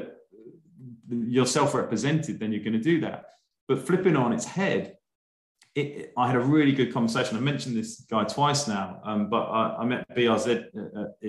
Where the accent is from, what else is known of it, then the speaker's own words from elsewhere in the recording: United Kingdom; being a Brit